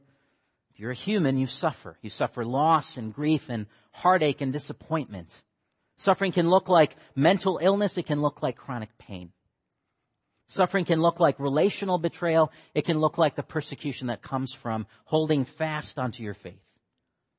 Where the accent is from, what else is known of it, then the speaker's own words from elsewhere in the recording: Michigan, United States; moved away; Kyle and I grew up together in Michigan. That's where I'm from